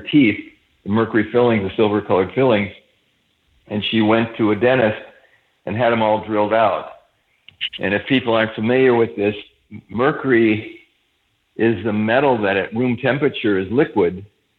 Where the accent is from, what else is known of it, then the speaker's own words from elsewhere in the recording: Madison, Wisconsin, United States; moved away as an adult; also born or lived in San Diego; I grew up in Madison, Wisconsin